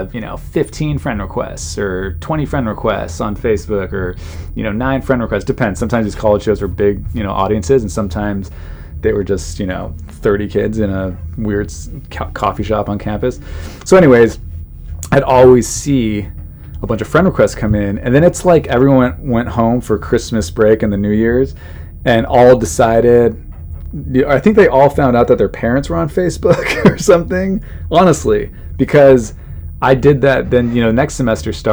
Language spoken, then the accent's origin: English; Southern California, United States; I grew up in Southern California.